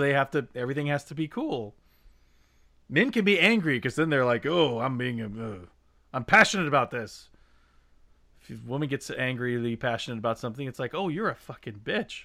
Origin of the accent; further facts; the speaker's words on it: Indiana, United States; growing up in Indiana, you know, everyone was hunters